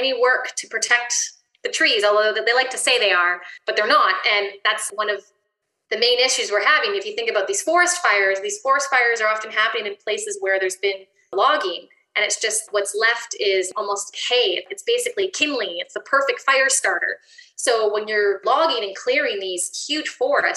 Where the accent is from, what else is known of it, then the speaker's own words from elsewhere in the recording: Ontario, Canada; now in British Columbia, Canada; I'm from Ontario